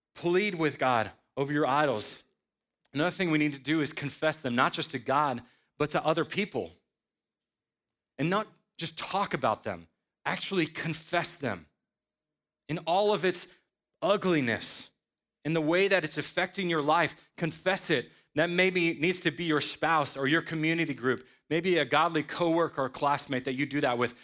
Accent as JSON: {"language": "English", "town": "Sandwich", "region": "Illinois", "country": "United States", "tie": "born or raised there", "also_born_or_lived": "Louisville, Kentucky", "moved": "as an adult", "said": "I was born in Sandwich, Illinois in nineteen eighty-seven to godly parents."}